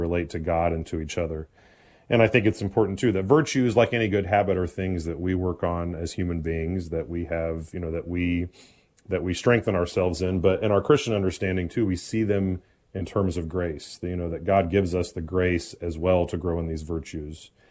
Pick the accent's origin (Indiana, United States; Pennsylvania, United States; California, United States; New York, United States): Indiana, United States; Indianapolis; born and raised in Indianapolis, Indiana, which is also where I currently serve